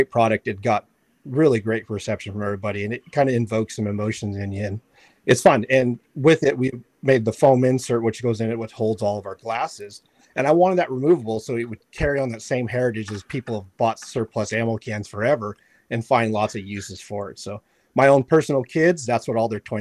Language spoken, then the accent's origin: English; Yuma, Arizona, United States; also born or lived in Kentucky; I grew up in Yuma out here in Arizona in the desert hunting